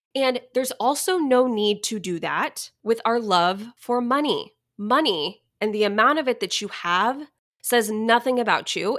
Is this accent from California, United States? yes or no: no; Dallas area, Texas, United States; moved away; my hometown where I grew up